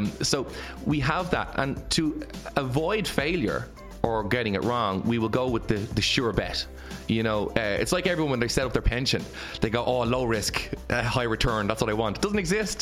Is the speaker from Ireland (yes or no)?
yes; Ireland; as the Irish people